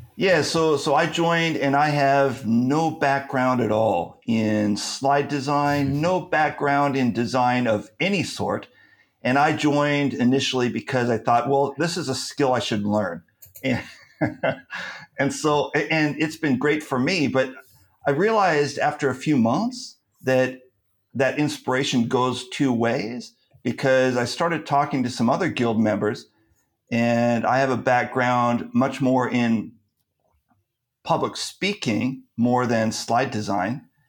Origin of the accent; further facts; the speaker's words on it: California, United States; now in Turkey; I'm from California, so I also speak Californian